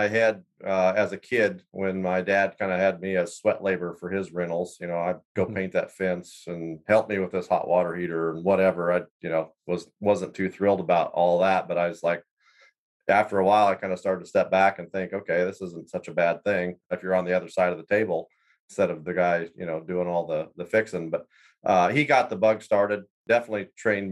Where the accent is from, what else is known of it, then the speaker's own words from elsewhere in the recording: central Iowa, United States; moved away as an adult; also born or lived in Wyoming; I grew up in Iowa, central Iowa